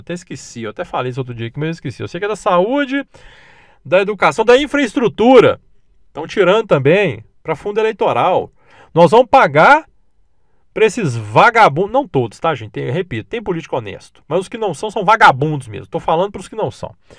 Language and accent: Portuguese; Minas Gerais, Brazil; olha que eu nem sou do Rio, né? Eu sou de Minas